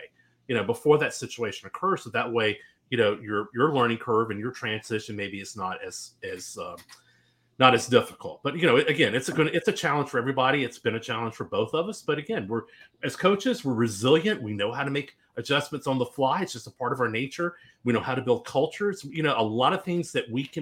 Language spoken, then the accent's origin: English; Louisiana, United States; being from Louisiana